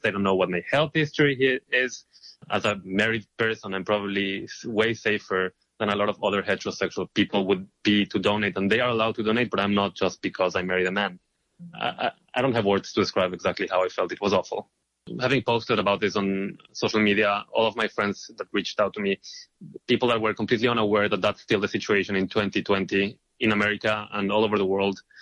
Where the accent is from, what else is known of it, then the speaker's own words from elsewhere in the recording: Israel; moved away as an adult; now in New York, United States; I am originally from Israel